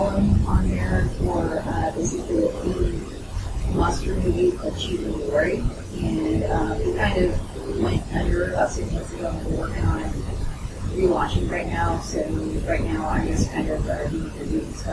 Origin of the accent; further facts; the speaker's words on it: Lubbock, Texas, United States; moved away; I'm originally from Lubbock and Lubbock, Texas, and moved down here